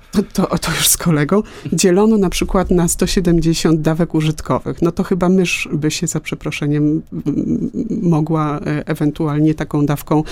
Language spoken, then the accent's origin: Polish; Łódź, Łódź Voivodeship, Poland; Ja jestem z Łodzi